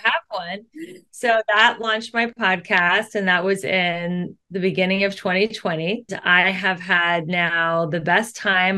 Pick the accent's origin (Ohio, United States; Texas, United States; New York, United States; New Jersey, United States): Ohio, United States; Cincinnati; moved away as an adult; now in Los Angeles, United States; I grew up in Cincinnati, Ohio. I moved to LA 22 years